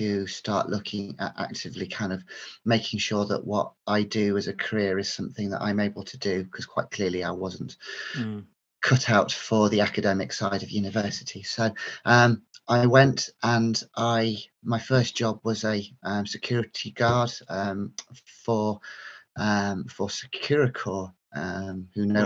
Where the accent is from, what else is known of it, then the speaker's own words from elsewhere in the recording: North Yorkshire / Cleveland, Teesside borders, Yorkshire and the Humber, United Kingdom; moved away as an adult; also born or lived in Stafford; now in Midlands, United Kingdom; I grew up in North Yorkshire, and Cleveland, Teesside, North Yorkshire borders, and then came to university in the Midlands at Stafford, and I've settled into the Midlands ever since